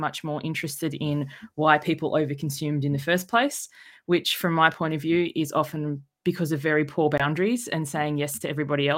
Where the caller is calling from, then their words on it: Sydney, New South Wales, Australia; I'm joining you from Sydney, Australia.